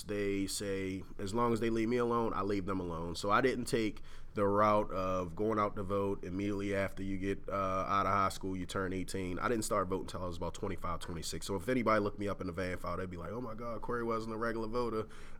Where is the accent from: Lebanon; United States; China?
United States; Baltimore, Maryland; So I'm from Baltimore, and we think a lot about economic justice.